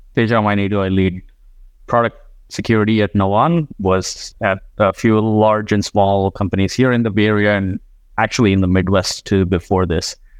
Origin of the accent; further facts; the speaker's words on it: India; moved away as an adult; also born or lived in Iowa; I grew up in India